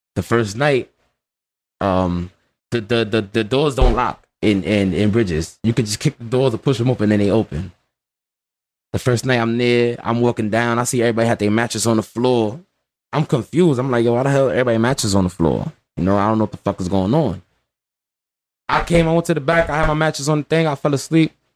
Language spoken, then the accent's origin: English; New York City, New York, United States; I'm from the Bronx